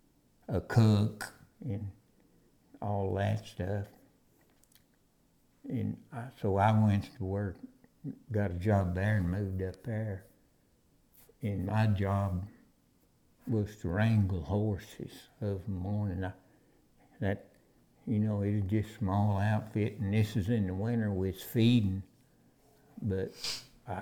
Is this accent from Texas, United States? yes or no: yes; near Pampa, Texas Panhandle, United States; living out on the ranch like that, we didn't go to town much